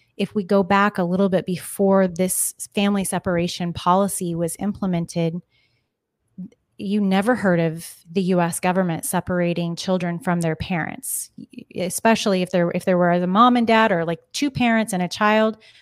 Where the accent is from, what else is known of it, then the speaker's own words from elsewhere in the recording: Kansas, United States; now in Arizona, United States; I'm from Kansas